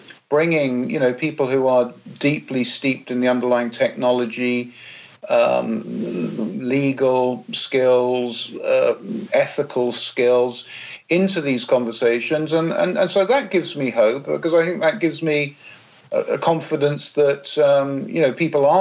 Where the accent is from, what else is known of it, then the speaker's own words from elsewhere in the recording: England, United Kingdom; when I was growing up in England in the 70s and 80s